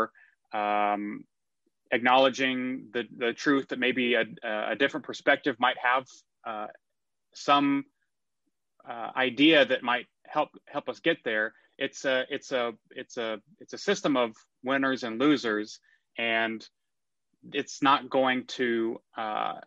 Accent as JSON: {"language": "English", "town": "McKinney", "region": "Texas", "country": "United States", "tie": "born or raised there", "also_born_or_lived": "New York", "moved": "yes", "said": "I am a native Texan. I grew up in McKinney, Texas."}